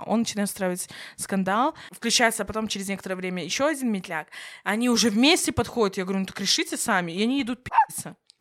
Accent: Belarus; Я сама, например, белоруска

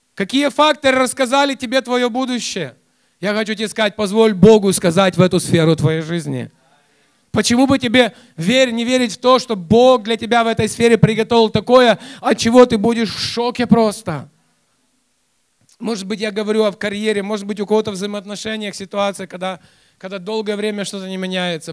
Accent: Kyiv, Ukraine; я воспитывался, хотя я сам и родился в Киеве, но я воспитывался у моих родственников Э, в 200 километрах от Киева

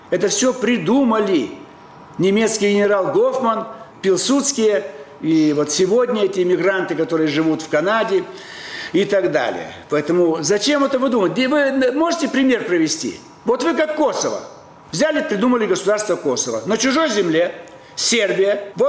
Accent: Moscow, Russia; Просто вы киевлянин, вот давайте, а я москвич.

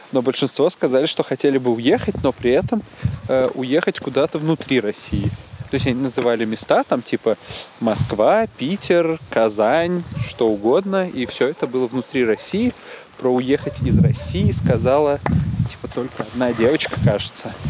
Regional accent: Uzbekistan; Из Узбекистана. И все, что меня как-то культурно сформировало, тоже все было на русском языке. В смысле, я вырос там на Карлсоне

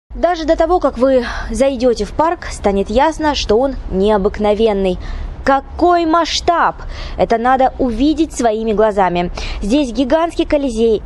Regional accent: Krasnodar, Krasnodar Krai, Russia; Краснодар — мой родной город

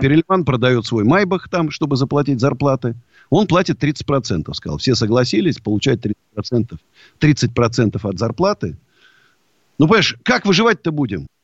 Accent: Moscow, Russia; Я вот родился в Москве и умру в Москве

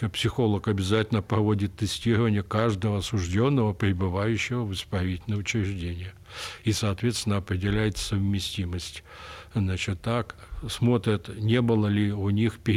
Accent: Kemerovo, Kemerovo Oblast, Russia; что я родом из Кемерово, да.

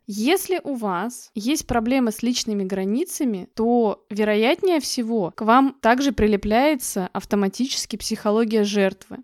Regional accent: Russia; мы живем в России, да, и родились в России

